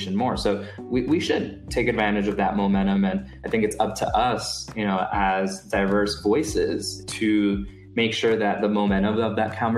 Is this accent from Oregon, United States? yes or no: no; New York City, New York, United States; the neighborhood that I'm from in Brooklyn, which is Sunset Park.